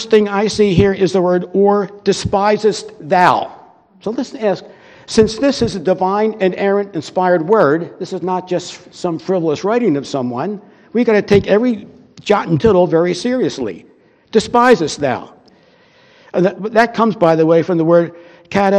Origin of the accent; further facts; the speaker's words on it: United States; we're American citizens